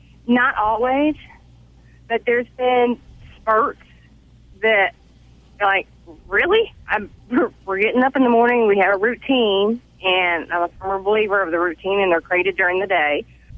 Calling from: Raleigh, North Carolina, United States; Raleigh, North Carolina.

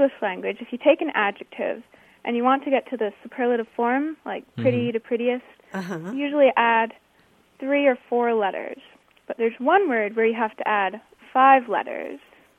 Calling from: Bethel, Maine, United States; I'm calling from Bethel, Maine.

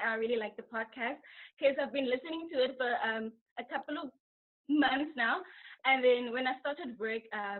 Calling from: Dublin, Leinster, Ireland; I'm calling from Dublin, Ireland.

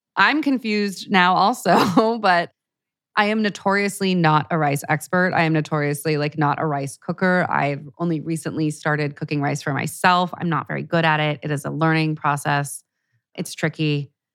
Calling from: Vancouver Island, British Columbia, Canada; I'm calling from Vancouver Island in Canada.

